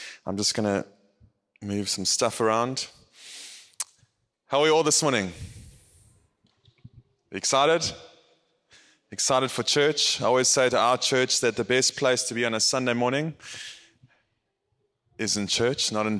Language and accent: English; Howick, KwaZulu-Natal, South Africa; I'm from South Africa, a place called Howick, Howick. And it is in the Midlands